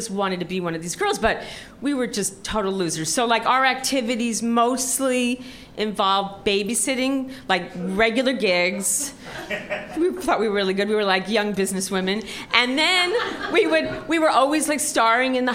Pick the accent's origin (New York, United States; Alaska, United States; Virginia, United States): New York, United States; New York City; when I was in high school, I grew up in Forest Hills